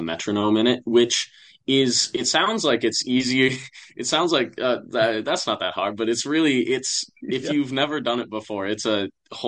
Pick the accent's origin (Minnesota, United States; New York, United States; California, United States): Minnesota, United States; Northfield; We're all from Northfield.